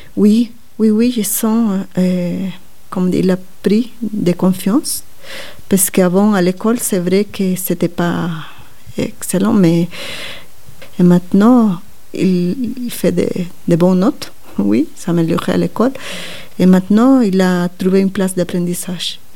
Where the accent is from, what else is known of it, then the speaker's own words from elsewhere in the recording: Guatemala; French is a second language; moved away as an adult; now in Switzerland; quand je suis partie de Guatemala